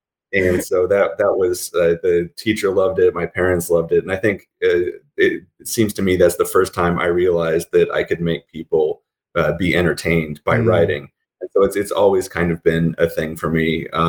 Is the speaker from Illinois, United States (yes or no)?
no; Colorado, United States; also born or lived in California / Germany; I was born in California. We moved around some when I was a kid because my dad was in the Army. So I lived in Germany for a few years. And then we moved to Colorado when I was 7. And I did most of my growing up in Colorado.